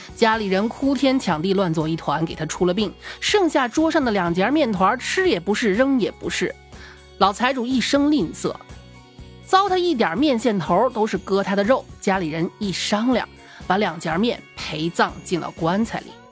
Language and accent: Chinese; China; moved away; 我们老家那个四五线的小县级市